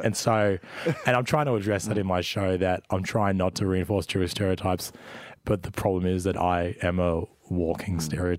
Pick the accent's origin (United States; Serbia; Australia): Australia; Melbourne, Victoria; born or raised there